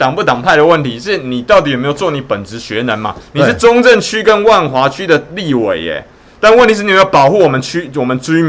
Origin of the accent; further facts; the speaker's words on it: Taiwan; 那台湾呢？你也可以想象，我们台湾人跑到美国去的时候，会是第一像是白人一样的一等公民吗？